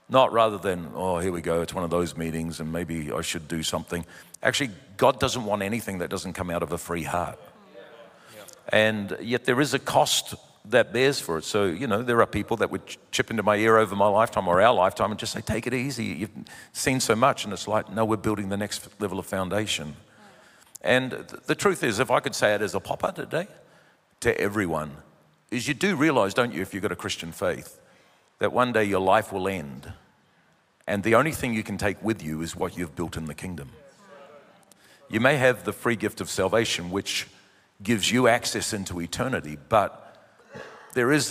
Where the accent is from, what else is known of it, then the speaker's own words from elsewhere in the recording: New Zealand; born there; And uh, we came to New Zealand. I'm a Kiwi by birth, but we came, as you know, 29 years ago